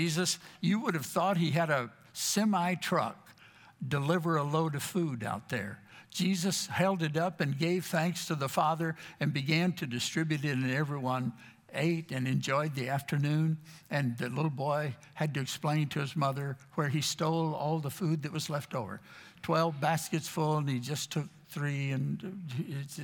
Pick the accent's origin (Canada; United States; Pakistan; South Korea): United States; Texas; moved away as an adult; also born or lived in Florida; I grew up in Texas